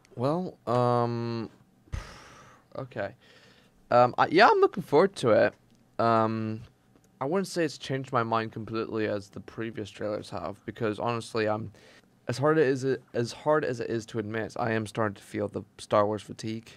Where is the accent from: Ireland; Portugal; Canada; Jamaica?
Portugal; moved away; I was originally from Portugal